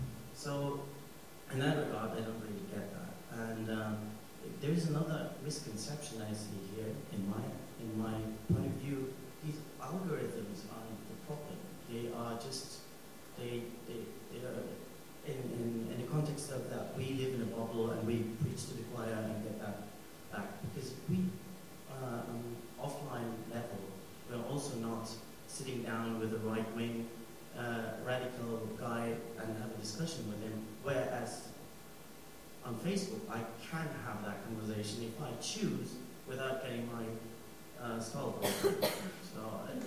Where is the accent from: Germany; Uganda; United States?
Germany; I'm also from Germany